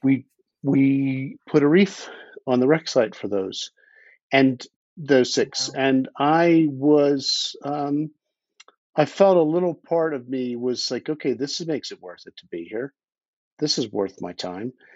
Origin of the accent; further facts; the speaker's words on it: Philadelphia, Pennsylvania, United States; moved away as an adult; now in Idaho, United States; I grew up in Philadelphia, and I, I emigrated from there a few years ago to Idaho, where my wife imported me